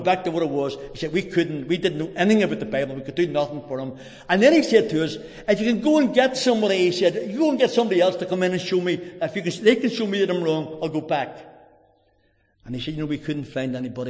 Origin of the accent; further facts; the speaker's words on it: Drogheda, Leinster, Ireland; I'm from Drogheda.